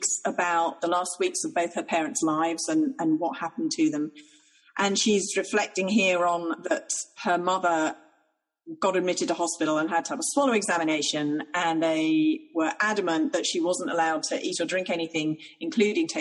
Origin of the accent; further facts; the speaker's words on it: Ireland; I'm Irish.